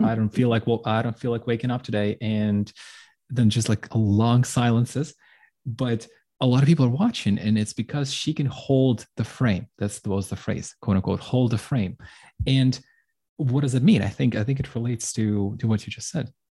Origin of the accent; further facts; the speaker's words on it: Ukraine; moved away; I'm from Ukraine